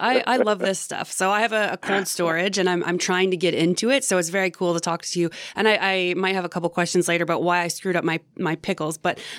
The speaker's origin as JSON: {"language": "English", "town": "Picton", "region": "Ontario", "country": "Canada", "tie": "born or raised there", "lives_now": "Belleville, Canada", "said": "he also came to my hometown in 2019 for the Fermentation Festival. He was in Picton, Ontario"}